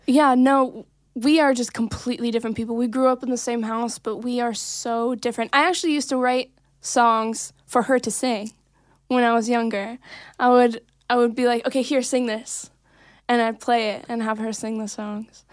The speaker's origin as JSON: {"language": "English", "town": "Santa Clarita", "region": "California", "country": "United States", "tie": "born or raised there", "also_born_or_lived": "Davenport, Iowa"}